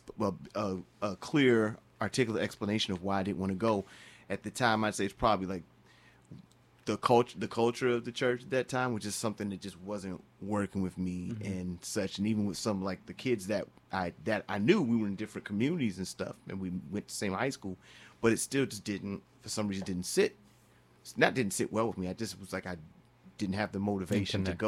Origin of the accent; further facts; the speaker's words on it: Charlotte, North Carolina, United States; I'm born and raised in Charlotte, North Carolina